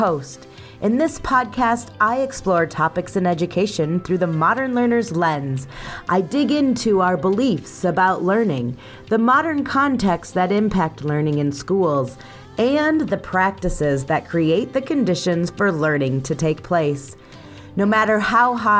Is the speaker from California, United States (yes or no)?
no; Potosi, Wisconsin, United States; My hometown is also the setting of the infamous YouTube channel, How Farms Work